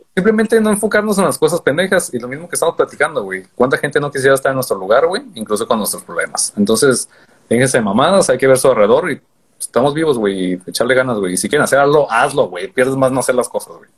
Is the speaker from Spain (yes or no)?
no; Tijuana, Baja California, Mexico; soy de Tijuana